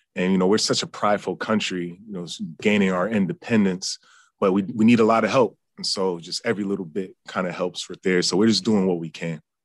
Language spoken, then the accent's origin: English; United States; I grew up in Yankees territory